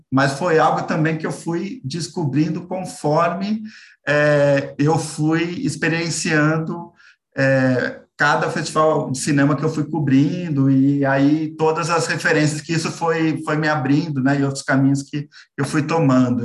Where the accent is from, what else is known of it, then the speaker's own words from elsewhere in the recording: São Paulo, Brazil; eu sou aqui é, de São Paulo